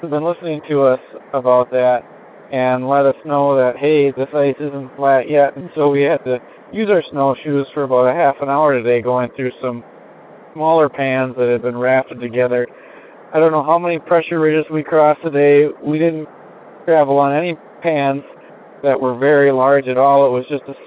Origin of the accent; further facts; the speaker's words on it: Cedarburg, Wisconsin, United States; my hometown, all the students in Cedarburg, Wisconsin